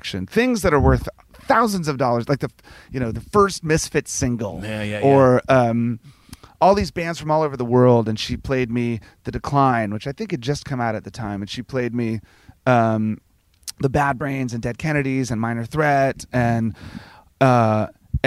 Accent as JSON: {"language": "English", "region": "Virginia", "country": "United States", "tie": "born or raised there", "said": "I grew up in Virginia"}